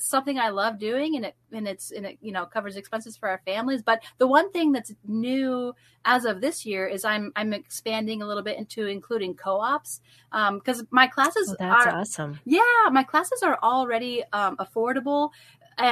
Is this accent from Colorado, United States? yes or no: yes; Fort Collins, Colorado, United States; moved away as an adult; now in Missouri, United States; I got to teach at Heritage Christian Academy, yep, in Fort Collins, Colorado